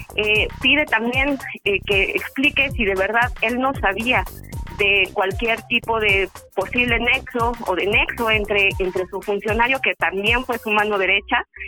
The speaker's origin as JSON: {"language": "Spanish", "country": "Mexico", "said": "el contexto que vivimos ahorita como mexicano"}